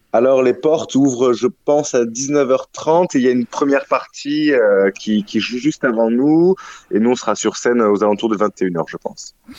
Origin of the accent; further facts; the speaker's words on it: Toulouse, Occitania, France; moved away as an adult; also born or lived in Latin America; now in Marseille, France; je suis toulousain, mais j'ai beaucoup euh, voyagé, vagabondé, et j'ai atterri à Marseille depuis un peu plus d'un